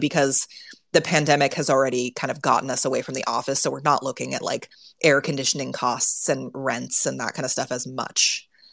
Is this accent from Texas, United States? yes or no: no; Silicon Valley, California, United States; I grew up in Silicon Valley